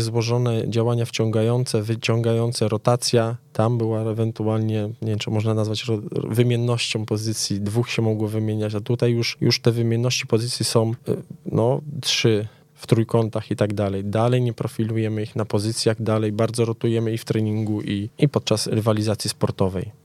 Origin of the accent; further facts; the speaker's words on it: Częstochowa, Silesian Voivodeship, Poland; now in Warsaw, Poland; jestem z Częstochowy